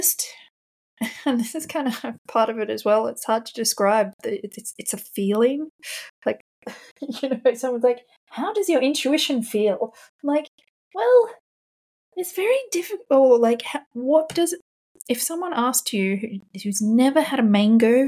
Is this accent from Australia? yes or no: yes; Australia; now in London, United Kingdom; I'm an Australian living in London